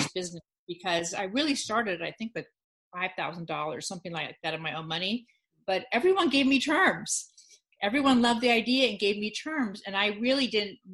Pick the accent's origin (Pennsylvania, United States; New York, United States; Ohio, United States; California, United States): California, United States; the Valley; accent: Valley girl; I grew up in the Valley